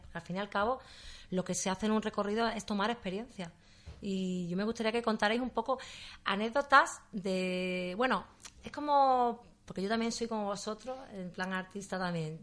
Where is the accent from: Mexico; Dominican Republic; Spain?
Spain; Seville, Andalusia; yo también he nacido aquí me gusta vivir aquí